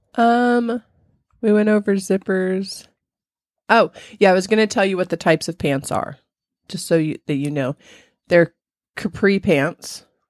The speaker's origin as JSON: {"language": "English", "region": "California", "country": "United States", "tie": "born or raised there", "said": "I grew up in California, but it was hot"}